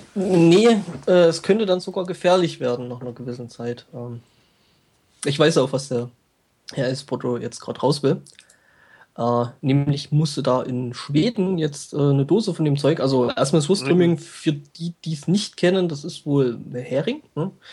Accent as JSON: {"language": "German", "area": "near Glauchau", "region": "Saxony", "country": "Germany", "said": "Klauchau ist ja bei mir auch so mehr oder weniger nebenan"}